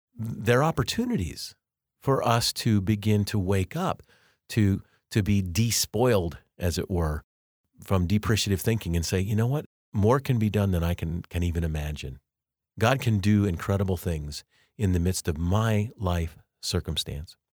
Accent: Colorado, United States; now in Kansas, United States; I grew up in Colorado, but I've lived most of my life actually now in Kansas.

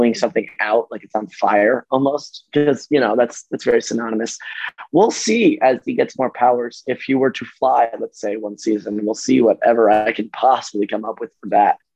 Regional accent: New York, United States; I'm from New York

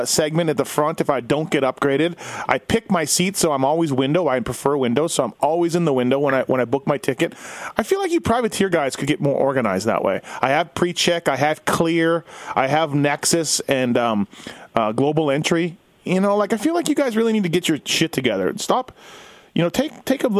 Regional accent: Canada; me being Canadian

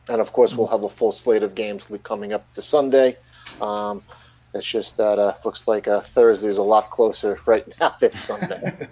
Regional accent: Long Island, New York, United States; I'm born and raised and currently live on Long Island, New York

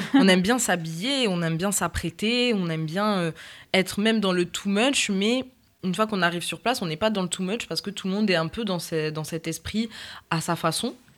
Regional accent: Toulouse, Occitania, France; also born or lived in Réunion; je viens de la ville rose

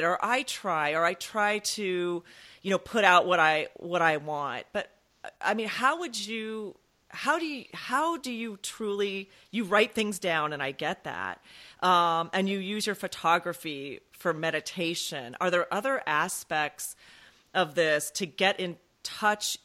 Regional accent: California, United States; moved away as an adult; now in Maryland, United States; I grew up in California on the water

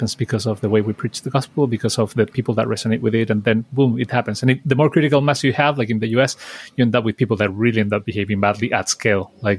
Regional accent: Chile; growing up in Chile

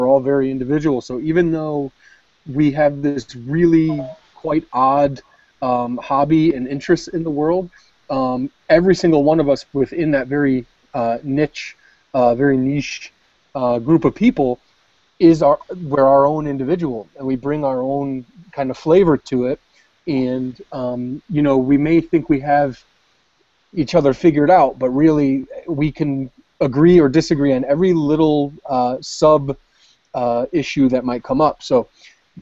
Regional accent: United States; I'm an American

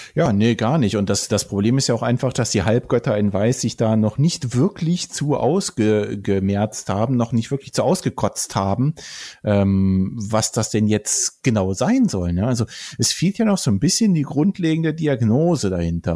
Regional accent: Bonn area, North Rhine-Westphalia, Germany; moved away; es ist ja auch so ein bisschen weit unsere Heimat, ja. ne? zumindest äh, so da, wo wir geboren und aufgewachsen sind in der Gegend

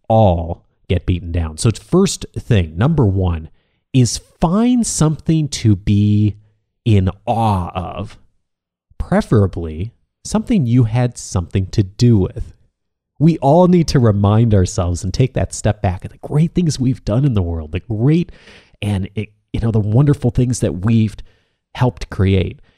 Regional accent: Midwest, United States; moved away as an adult; also born or lived in California; I grew up in the Midwest. I'd moved to California

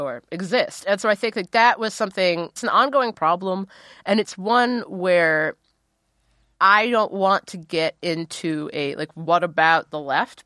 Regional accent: Ohio, United States; I'm from Ohio.

